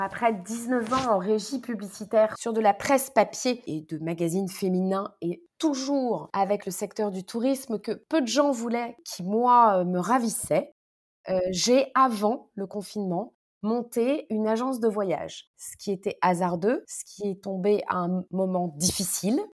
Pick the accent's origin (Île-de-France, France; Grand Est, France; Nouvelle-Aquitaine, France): Île-de-France, France; Paris; also born or lived in Morocco; en tant que parisienne